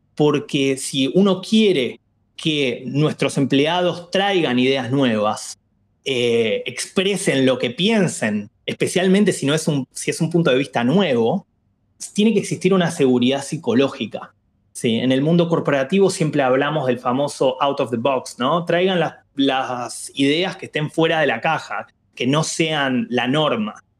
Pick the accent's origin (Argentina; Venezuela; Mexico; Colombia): Argentina; yo nací en Argentina y crecí en Argentina